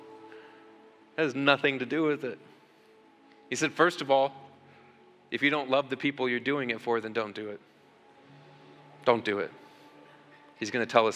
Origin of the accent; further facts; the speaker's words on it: United States; here in America, we beg God as American Christians all the time